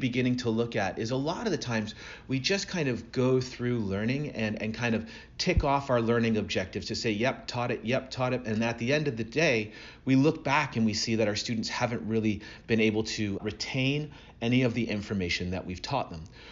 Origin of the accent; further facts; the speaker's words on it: Burlington, Ontario, Canada; now in Atlanta, United States; I'm originally from Burlington, Ontario. So even though I live down here in the south, I still consider myself a Canadian